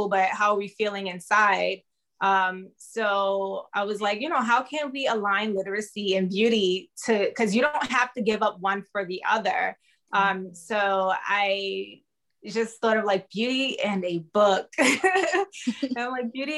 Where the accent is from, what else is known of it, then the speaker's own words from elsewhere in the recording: New York City, New York, United States; moved away as an adult; now in California, United States; I was born in Brooklyn, New York. I currently reside in California. I've been here for 6 years now